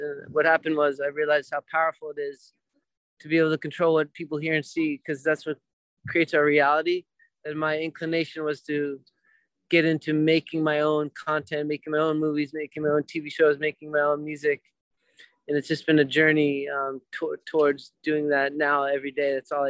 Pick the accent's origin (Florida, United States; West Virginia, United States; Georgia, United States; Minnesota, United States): Florida, United States; Yes, I'm originally actually from South Florida. I have 9 brothers and sisters. We grew up in a camper traveling across America.